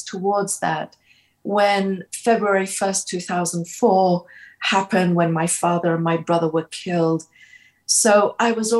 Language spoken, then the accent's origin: English; London, United Kingdom; moved away as an adult; also born or lived in Kurdistan Region, Iraq; now in Washington DC, United States; I grew up in Britain from the age of 11. So in fact, most of my life, I have lived abroad.